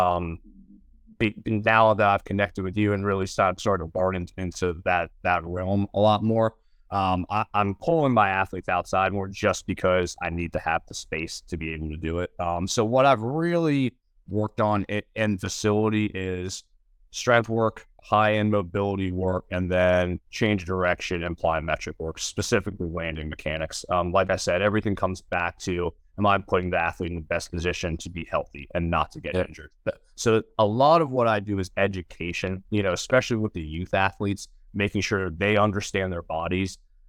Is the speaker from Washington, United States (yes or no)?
no; Georgia, United States; I moved back to my hometown about an hour outside of Atlanta and opened up my business